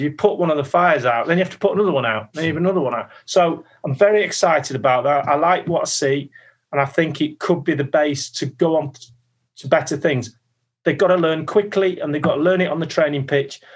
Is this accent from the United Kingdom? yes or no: yes; Manchester, North West England, United Kingdom; moved away as an adult; also born or lived in London; I was a kid from Manchester, signing at 23, 24 into this huge football club